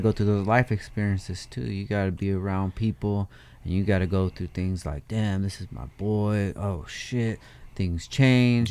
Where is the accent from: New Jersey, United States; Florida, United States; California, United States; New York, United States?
California, United States; I'm from California.